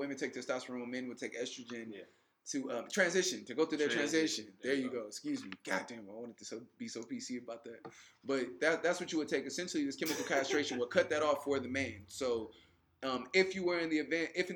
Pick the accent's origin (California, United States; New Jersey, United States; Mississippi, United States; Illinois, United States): California, United States; also born or lived in Louisiana; I'm from California